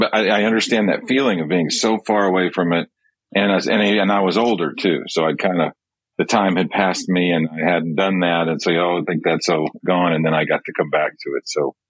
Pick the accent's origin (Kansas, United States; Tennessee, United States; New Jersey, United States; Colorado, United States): Kansas, United States; Pittsburg; born or raised there; also born or lived in Okmulgee, Oklahoma